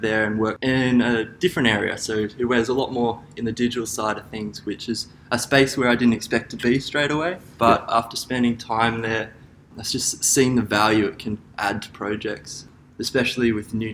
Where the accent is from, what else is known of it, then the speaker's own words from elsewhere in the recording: Gold Coast, Queensland, Australia; I grew up on the Gold Coast with my father, who was Gold Coast born